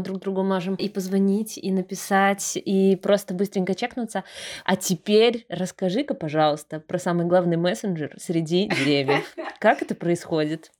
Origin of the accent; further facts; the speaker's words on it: Brest, Brest Region, Belarus; Брест супер зеленый, он реально очень зеленый, и мне кажется, этим уже отличается наш город от многих других